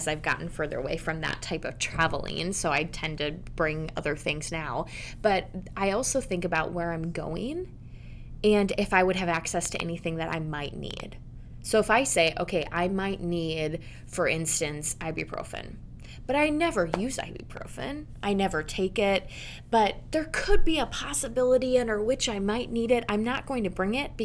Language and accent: English; Denmark; my home country of Denmark